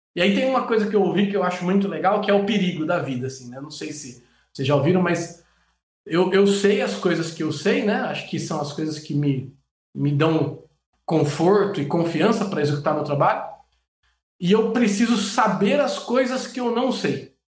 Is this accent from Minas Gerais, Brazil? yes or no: no; Jundiaí, São Paulo, Brazil; moved away as an adult; also born or lived in Andirá / São José dos Campos / Camaçari; Eu sou é, nascido em São Paulo, é, minha família se mudou para Jundiaí, cresci em Jundiaí